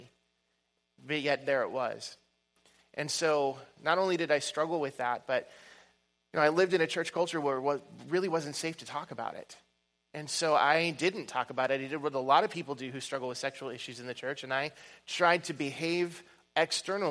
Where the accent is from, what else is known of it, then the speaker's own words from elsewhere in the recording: Oregon, United States; I'm from Oregon and the West Coast